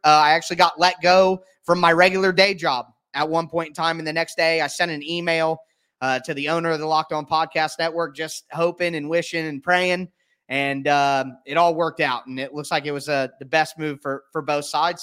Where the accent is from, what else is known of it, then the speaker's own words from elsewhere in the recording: Ohio, United States; I'm from Ohio.